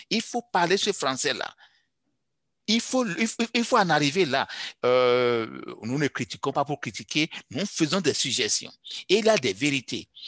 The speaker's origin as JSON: {"language": "French", "country": "Canada", "said": "il faudra que, en tant que Canadien, je suis dedans, nous comprenions que nous pénalisons doublement les pays où nous allons chercher nos, immigrants."}